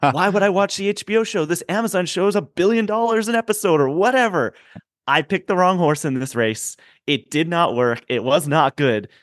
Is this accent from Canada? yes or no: yes; Canada; I'm a Canadian